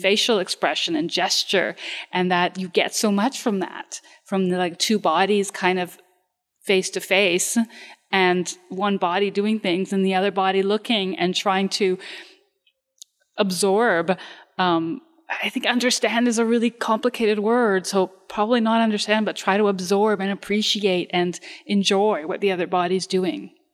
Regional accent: Romania; moved away; I come from Romania

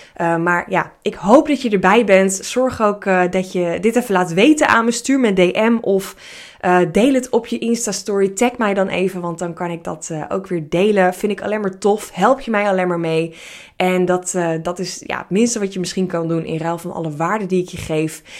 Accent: Hilversum, North Holland, Netherlands; ik ben opgevoed en eh, eh, geboren in Hilversum

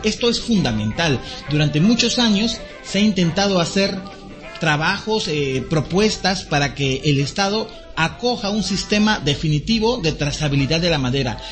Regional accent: Peru; nuestra democracia peruana

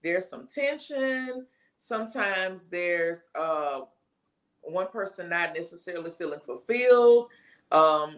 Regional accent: Baton Rouge, Louisiana, United States; I am from Baton Rouge, Louisiana

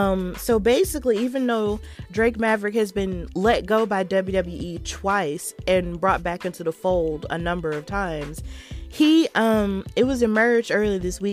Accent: Birmingham, West Midlands, United Kingdom; The last appearance of that tour was in my hometown of Birmingham, UK, United Kingdom, where it all started.

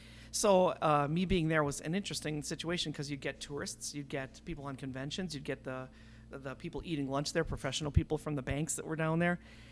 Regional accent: Mequon, Wisconsin, United States; also born or lived in Milwaukee, United States; Almost 50 years ago on Christmas Day in Milwaukee. And then we grew up in the suburbs, kind of out in Mequon. I went to Homestead High School.

